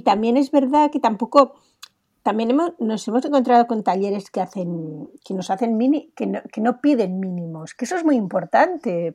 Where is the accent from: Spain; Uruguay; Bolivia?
Spain; Tenemos que estar orgullosos de lo que podemos hacer en España